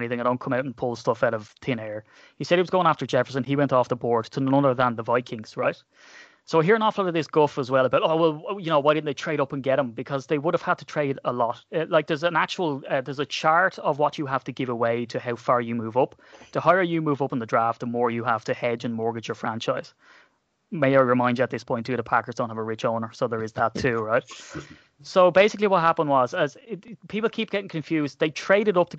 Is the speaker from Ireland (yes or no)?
yes; Ireland; I'm Irish